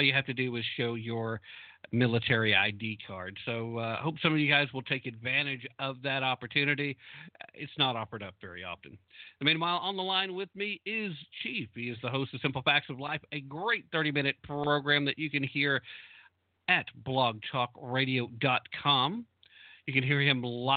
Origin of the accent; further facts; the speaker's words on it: United States; my home country